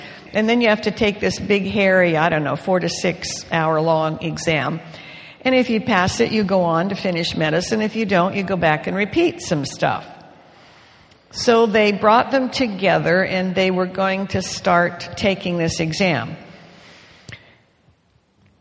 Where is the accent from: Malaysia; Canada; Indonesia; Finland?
Canada; moved away; I grew up with Leroy in Canada when I was a girl